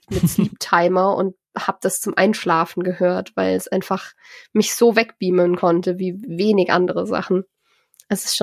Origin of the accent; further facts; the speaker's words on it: Bremen, Germany; vor allem als Bremer.